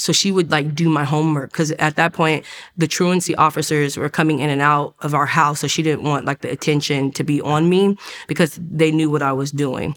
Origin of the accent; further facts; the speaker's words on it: Oceanside, California, United States; I grew up in Oceanside, California.